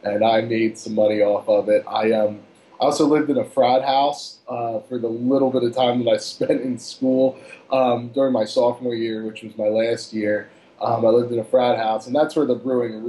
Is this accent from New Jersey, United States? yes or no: yes; Cherry Hill, New Jersey, United States; moved away as an adult; also born or lived in Pittsburgh, Pennsylvania / Royersford, Pennsylvania; I grew up in Cherry Hill, New Jersey